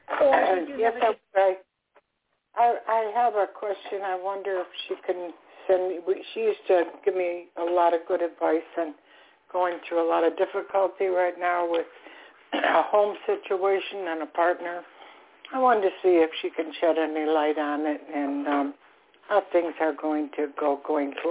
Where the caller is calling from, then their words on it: Florida, United States; I'm calling from stormy Florida right now